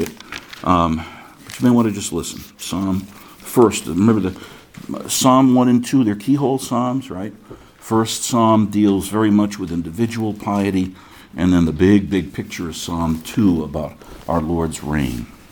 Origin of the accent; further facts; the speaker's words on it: United States; when I was born in 1951, I was born as an American citizen.